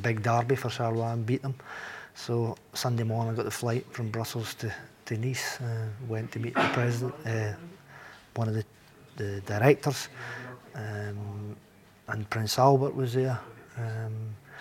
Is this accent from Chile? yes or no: no; Galashiels, Scotland, United Kingdom; moved away as an adult; also born or lived in Monaco; Gregor was from my hometown. Aye. Yep, Gala Shields